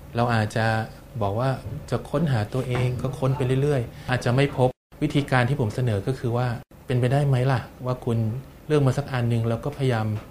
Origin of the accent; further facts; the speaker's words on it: Bangkok, Thailand; ผมก็เป็นคนกรุงเทพเกิดแถวแถวบางร